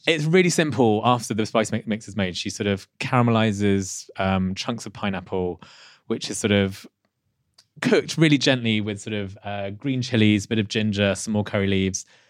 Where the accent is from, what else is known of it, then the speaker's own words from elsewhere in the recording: Leicester, East Midlands, United Kingdom; not far from where I was born in Leicester